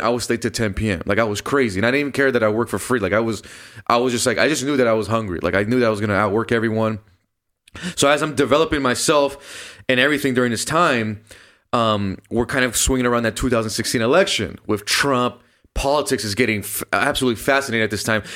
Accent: Downey, California, United States; born or raised there

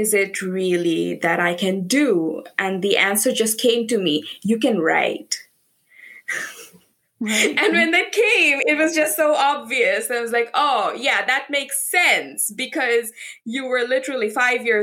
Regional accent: Bangladesh; now in United Kingdom; I am originally from Bangladesh

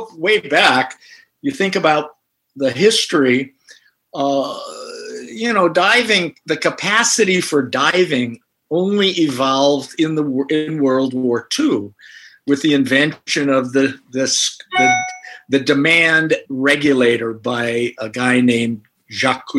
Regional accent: Northern California, United States; I grew up in Northern California

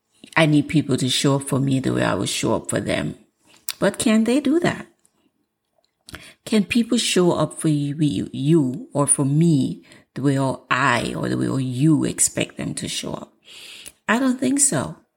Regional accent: Jamaica; I'm Jamaican, and Jamaicans have a way.

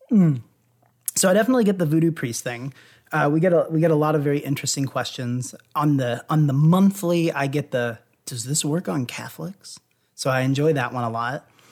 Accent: Louisville, Kentucky, United States; I grew up in Louisville

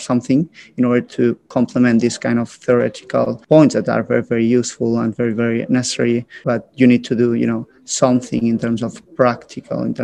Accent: Barcelona, Catalonia, Spain; I'm originally born and raised in Barcelona.

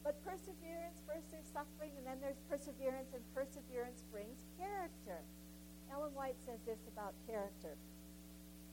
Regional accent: Canada; being a Canadian and, of course, part of the Commonwealth

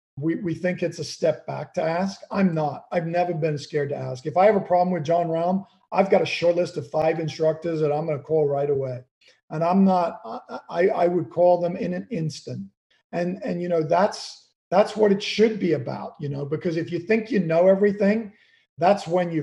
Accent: Kenya; You know, growing up in Kenya, my dad we had an old Land Rover. He used to take me out in the bush every Saturday to watch the animals come to this one watering hole.

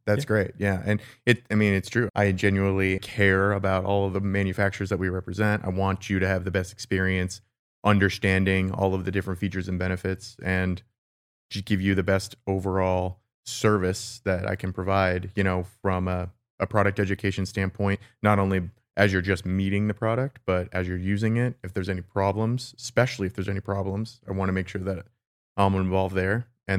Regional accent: Phoenix, Arizona, United States; I'm born and raised. I'm from Phoenix, Arizona. Lived here all my life.

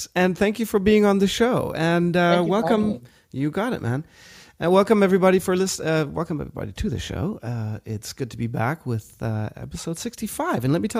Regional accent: South Africa; moved away; also born or lived in Germany; I grew up in South Africa

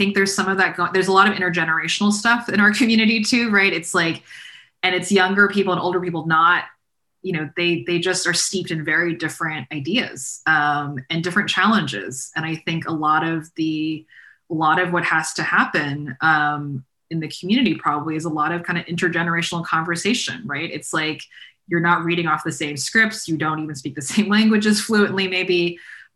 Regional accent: Northern Virginia, United States; I'm from Northern Virginia, where I'm sitting right now

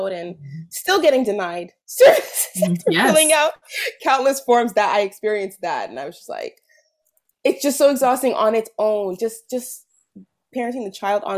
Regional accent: California, United States; moved away as an adult; now in Quebec, Canada; I'm from California originally.

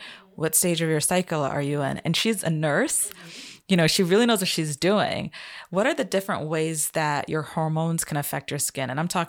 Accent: Trinidad & Tobago; I'm from Trinidad.

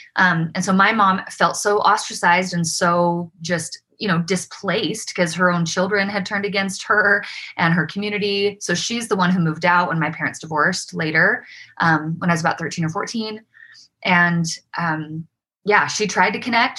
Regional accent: Provo, Utah, United States; also born or lived in Davis County, Utah; I grew up in Provo

